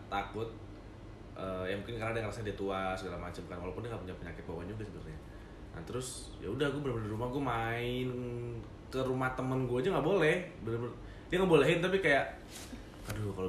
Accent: Medan, North Sumatra, Indonesia; pulang kampung. {S2} Iya, kampung {S0} gua di Medan ya.

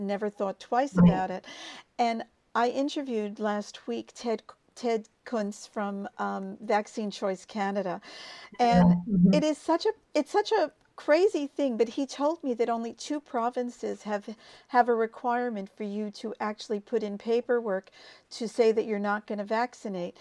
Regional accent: United States; moved away as an adult; I'm from the United States, obviously, and I lived there until I was 30

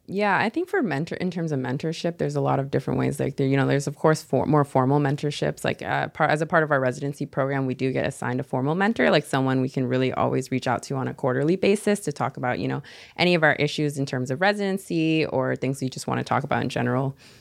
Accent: Seattle, Washington, United States; moved away as an adult; now in San Jose, United States; being from Seattle, you know, we're a little bit more tight for space

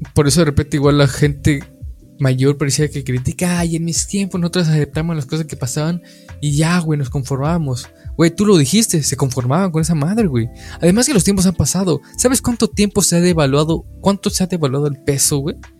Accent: Mexico; como mexicanos eh, vemos

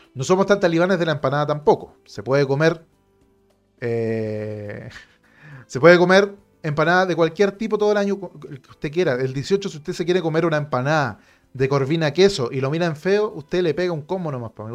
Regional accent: Santiago, Santiago Metropolitan Region, Chile; lo entendemos acá en Santiago

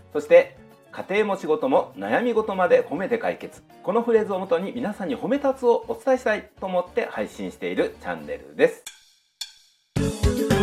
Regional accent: Beppu, Oita, Japan; どもの地元別府市

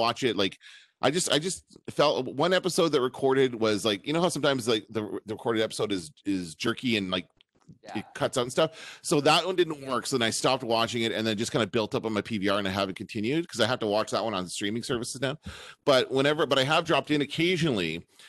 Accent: Canada; We're Canadian

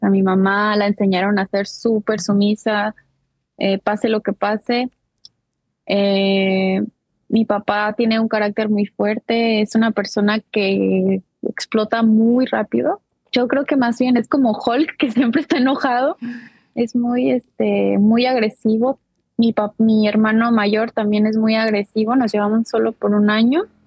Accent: Jalisco, Mexico; now in United States; soy de ahí de Jalisco también. Eh, actualmente resido en los Estados Unidos

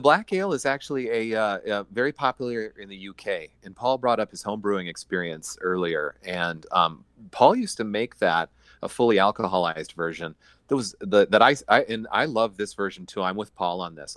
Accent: Iowa, United States; moved away as an adult; also born or lived in South Dakota; now in Minneapolis, United States; I was born in Iowa, went to college out in South Dakota, and then, uh, moved to Minneapolis

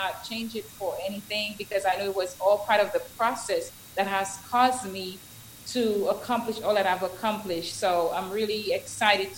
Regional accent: Dominica; moved away as an adult; I am originally from Culibistri in Dominica.

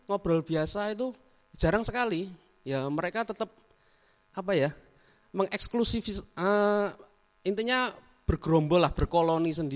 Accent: Java, Indonesia; Jadi ya kalau orang Jawa kayak aku, orang Arab, uh, jirut loh

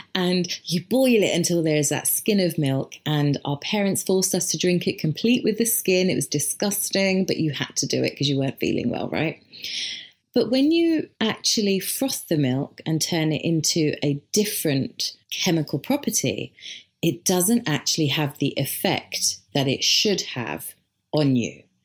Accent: India; as an Indian

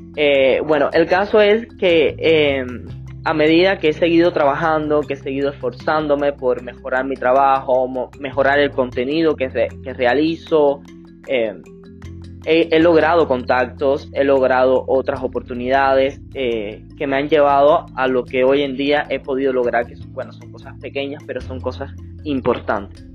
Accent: Villa Clara, Cuba; la cabecera provincial de Villa Clara, donde, de donde soy y me fui a vivir para Santa Clara

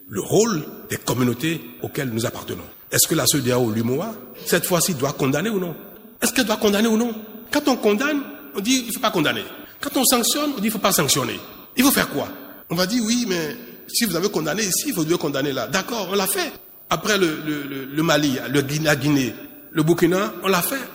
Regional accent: Benin; Moi je suis béninois, donc je souhaite toujours mon pays qui va gagner.

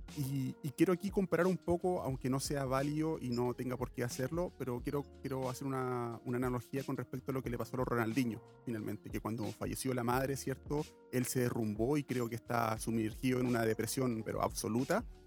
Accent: Chile; yo soy chileno

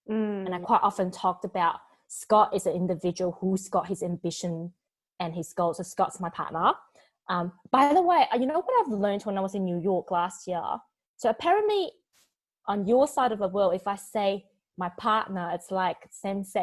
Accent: Taiwan; born there; also born or lived in New Zealand / Australia; Yeah, because I was born in Taiwan and I lived in New Zealand for 12 years and I lived in Australia for like 15.

